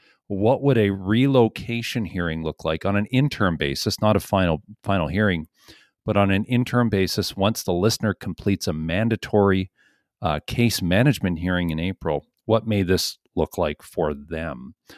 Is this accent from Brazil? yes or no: no; Ontario, Canada; I'm from Ontario and I have a family and a job there.